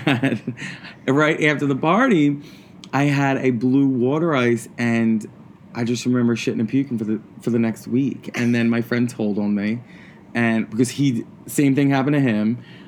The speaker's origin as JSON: {"language": "English", "town": "Philadelphia", "region": "Pennsylvania", "country": "United States", "also_born_or_lived": "New York", "said": "I'm from Philadelphia. I'm from Port Richmond, Philadelphia."}